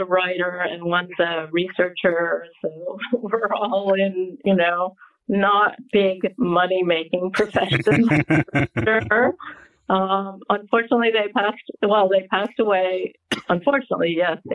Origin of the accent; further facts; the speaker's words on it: Connecticut, United States; moved away as an adult; also born or lived in Rhode Island / New York City / Sydney / Los Angeles; grew up outside of, in Connecticut, believe it or not, which I was 45 minutes outside of New York City